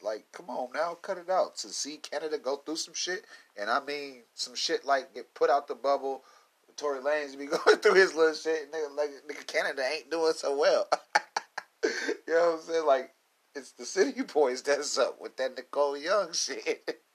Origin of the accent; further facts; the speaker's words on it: Midwest, United States; I'm from the Midwest, little cornfield boy